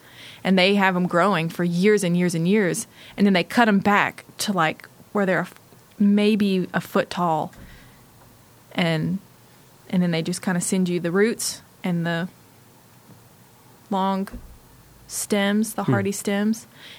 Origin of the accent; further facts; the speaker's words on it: the South, United States; I'm from the South